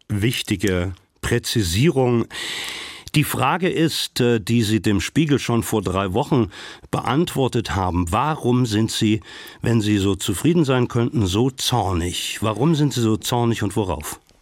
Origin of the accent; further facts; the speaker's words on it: Thuringia, Germany; Wir sind beide in Thüringen aufgewachsen